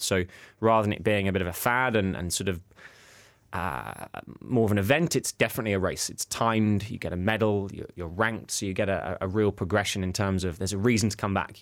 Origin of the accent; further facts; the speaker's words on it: Sevenoaks, South East England, United Kingdom; accent: middle class; my hometown, Seven Oaks